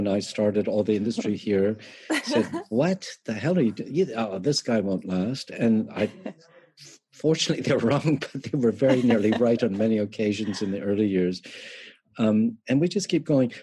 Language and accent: English; Canada; moved away; I am Canadian